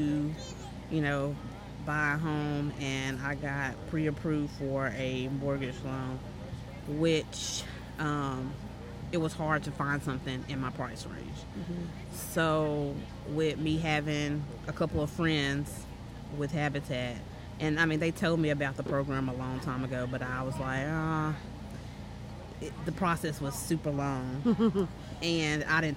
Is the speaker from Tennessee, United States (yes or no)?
yes; Lebanon, Tennessee, United States; I've lived in Lebanon all my life